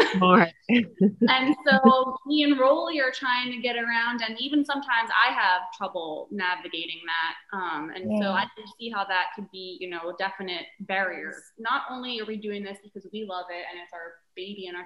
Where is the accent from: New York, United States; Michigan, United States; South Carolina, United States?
New York, United States; Long Island; also born or lived in Houston; now in Windermere, United States; my parents live in New York still, where we're originally from Long Island